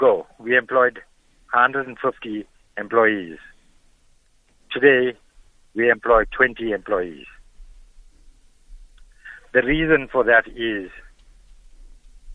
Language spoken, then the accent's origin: English; South Africa; I'm an Indian, a South African Indian, and my blood reads African